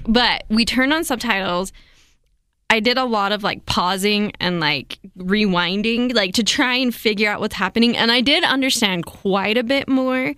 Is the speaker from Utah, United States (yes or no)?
yes; Provo, Utah, United States; I grew up in Provo, Utah